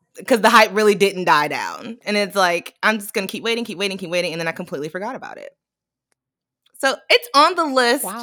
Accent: Atlanta, Georgia, United States; moved away as an adult; also born or lived in Nigeria; now in New York City, United States; I am from Atlanta

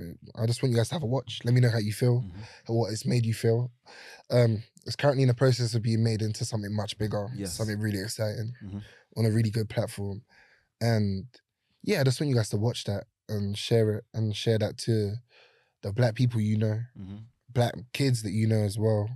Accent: Brixton, London, United Kingdom; growing up in Brixton was interesting. Like, it was quite wild when I was younger. Now it's a different place.

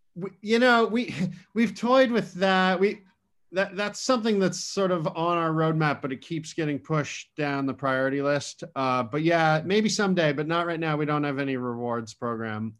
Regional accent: Western Massachusetts, United States; I was born and raised in Massachusetts

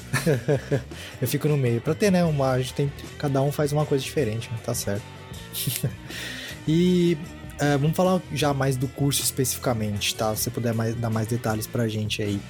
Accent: São Paulo, Brazil; moved away; eu sou de São Paulo, né, morar na, sou da capital, mas morei lá por muitos anos

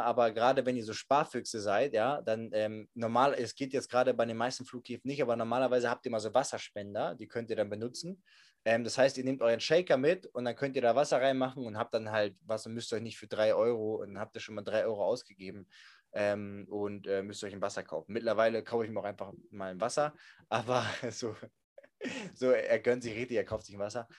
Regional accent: Germany; ich bin aus Deutschland

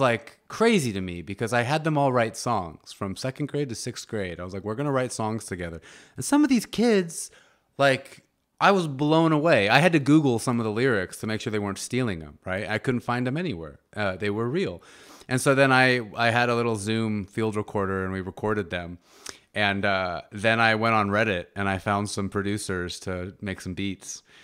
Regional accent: United States; I'm a North American, I'm American

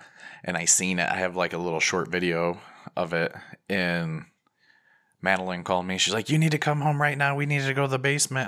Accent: Midwest, United States; I'm a Midwesterner, so I'm going to go outside and stare at it until it gets close

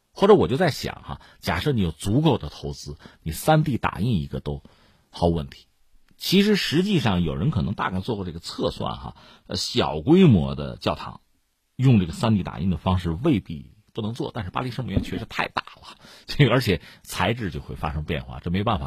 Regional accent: China; 我们中国人搞这个东西，应该叫修旧如旧

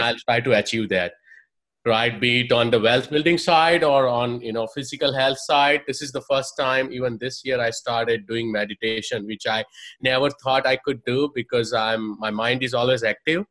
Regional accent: India; moved away as an adult; I'm from India, software engineer by trade, did my engineering in India, moved here, did my master's in computer science

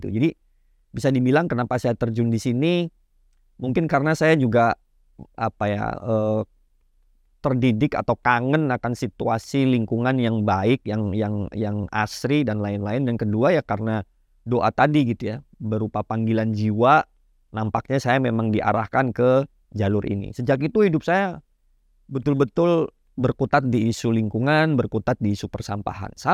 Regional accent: Banyuwangi, East Java, Indonesia; Saya asli Banyuwangi, Jawa Timur, uh, paling ujung Pulau Jawa gitu ya.

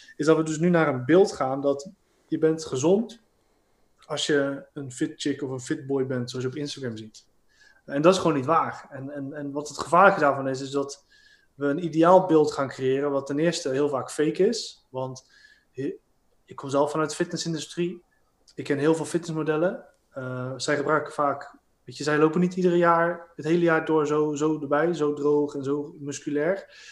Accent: Rotterdam, South Holland, Netherlands; ik ben een Rotterdammer

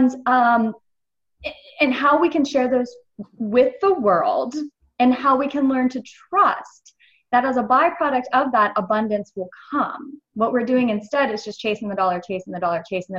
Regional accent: United States; I grew up in America

